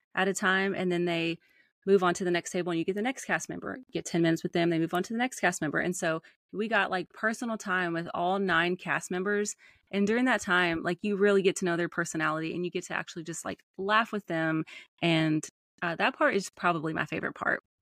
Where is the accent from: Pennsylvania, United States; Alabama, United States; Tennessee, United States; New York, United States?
Tennessee, United States; Nashville; accent: Southern; I am from Nashville, Tennessee